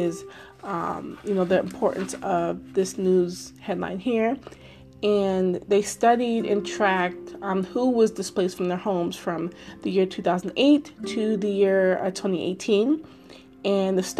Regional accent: Maryland, United States; Maryland, my home state, and where I live

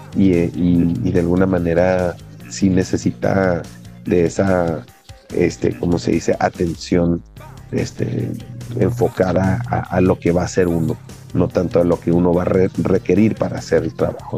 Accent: Mexico; ahorita en nuestro país, en México

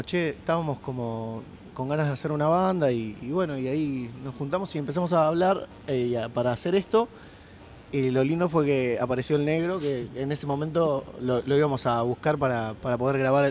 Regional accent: Don Torcuato, Buenos Aires Province, Argentina; somos los cuatro de Don Torcuato

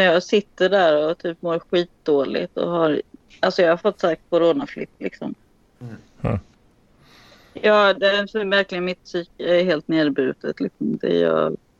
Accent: Sweden; I'm from Sweden

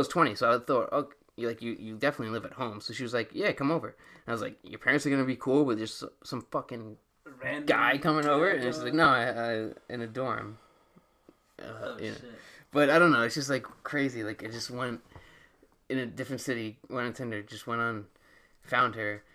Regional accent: New York, United States; I'm from New York

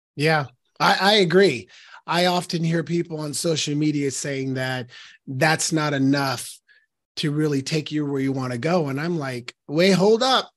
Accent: Portland, Oregon, United States; I was born and raised in Northeast Portland, Oregon

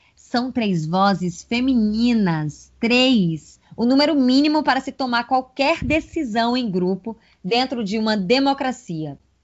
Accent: Bahia, Brazil; also born or lived in Paraíba; sou nordestina com mais orgulho ainda, com raízes na Paraíba e nascida na terra de Joana Angélica, na Bahia

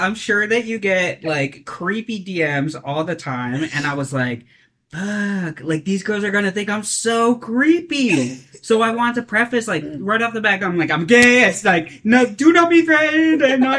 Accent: New York, United States; moved away as an adult; now in Saipan, Northern Mariana Islands; We're both from New York.

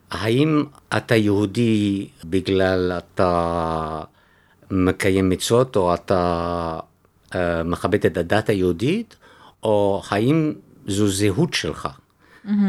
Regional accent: Antwerp, Flanders, Belgium; first language French; Hebrew is a second language; moved away as an adult; also born or lived in Switzerland; now in Tel Aviv, Israel; כן, בבלגיה. כן, בעצם גדלתי בבלגיה, כן.

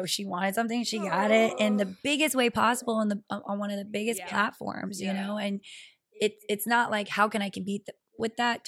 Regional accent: Guam; also born or lived in Atlanta, Georgia, United States; now in Los Angeles, United States; I was born in Atlanta, but my dad is originally from Guam and wanted me to grow up there, so I probably moved when I was like 3 or 4

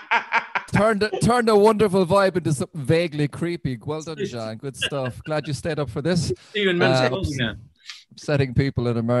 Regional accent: Ireland; I'm an Irish Catholic, Roman Catholic

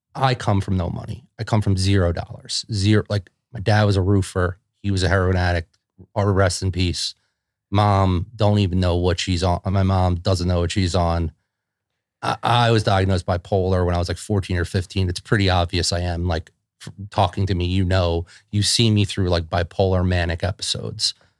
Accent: Philadelphia, Pennsylvania, United States; if you grew up in Philadelphia, like, like I did

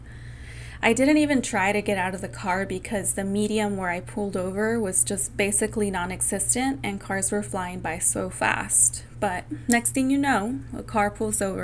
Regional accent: California, United States; I grew up in a Latinx community of my home state of California

